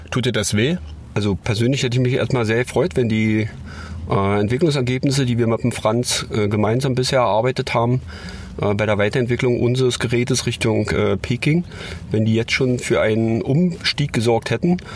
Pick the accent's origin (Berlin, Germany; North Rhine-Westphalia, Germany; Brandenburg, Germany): Berlin, Germany; Also man ist als Berliner ja nicht per se, wird man ja nicht an der Bobbahn groß